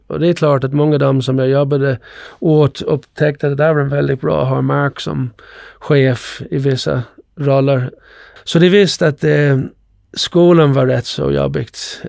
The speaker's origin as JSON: {"language": "Swedish", "country": "Ireland", "tie": "born or raised there", "moved": "yes", "lives_now": "Sweden", "said": "Jag växte upp på Irland"}